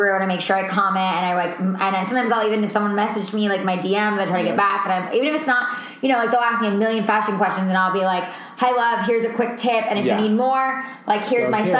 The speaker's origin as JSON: {"language": "English", "region": "New York", "country": "United States", "said": "We're both from New York"}